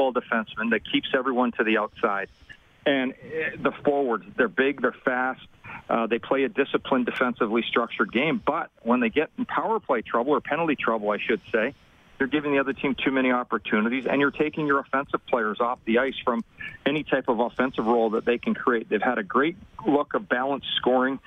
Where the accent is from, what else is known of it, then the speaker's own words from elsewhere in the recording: Dallas, Texas, United States; my hometown of Dallas